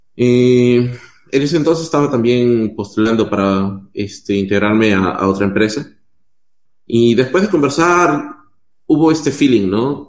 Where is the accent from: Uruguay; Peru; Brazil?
Peru; moved away as an adult; also born or lived in Mexico; now in Chile; yo soy de Perú